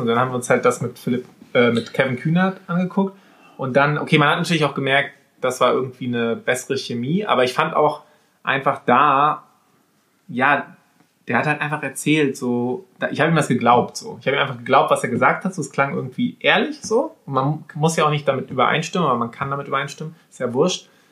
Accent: Wismar, Mecklenburg-Vorpommern, Germany; bei uns in Wismar, so ein Reihenhaus, so ein, so ein Wendorf

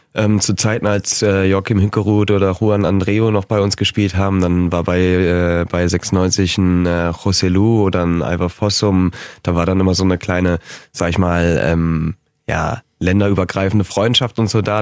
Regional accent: Hanover, Lower Saxony, Germany; also born or lived in Schaumburg; Ich bin Hannoveraner, Schaumburger Hannoveraner, 50-50 sage ich immer.

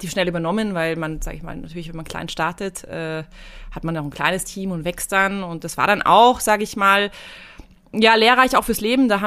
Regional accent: Munich, Bavaria, Germany; now in Saalbach, Austria; Ich komme ursprünglich aus München und bin vor zehn Jahren nach Saalbach gezogen.

